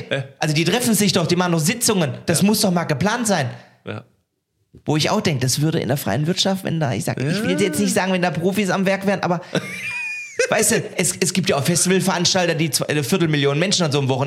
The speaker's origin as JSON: {"language": "German", "town": "Cologne", "region": "North Rhine-Westphalia", "country": "Germany", "said": "Also ich bin eine Kölsche Jung."}